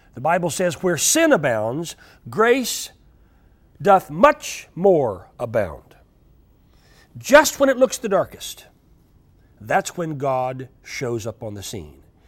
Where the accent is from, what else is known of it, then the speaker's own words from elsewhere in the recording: United States; I'm an American